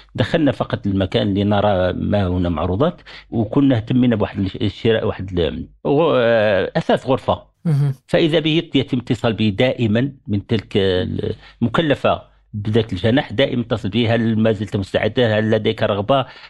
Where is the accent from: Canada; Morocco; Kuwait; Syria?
Morocco; احنا عندنا في المغرب